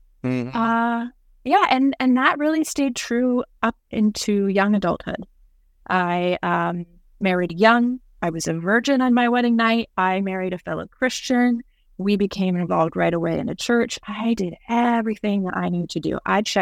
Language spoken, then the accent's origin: English; Tokyo, Japan; also born or lived in Indianapolis, Indiana; So I'm an MK, a missionary kid. When I was 5, my parents moved our family from Indianapolis, Indiana to Tokyo, Japan.